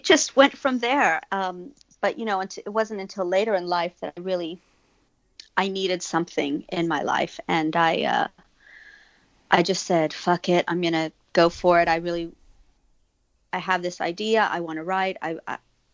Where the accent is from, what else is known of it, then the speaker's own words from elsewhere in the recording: Texas, United States; I'm from Texas